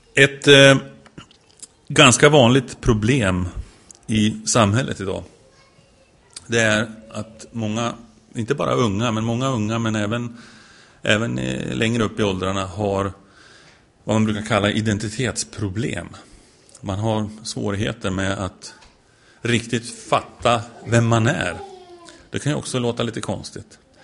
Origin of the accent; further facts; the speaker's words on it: Sweden; jag är svensk